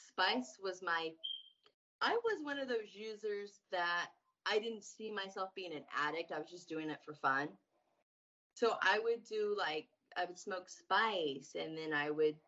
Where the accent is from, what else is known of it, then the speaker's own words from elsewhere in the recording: Indiana, United States; I'm from Indiana.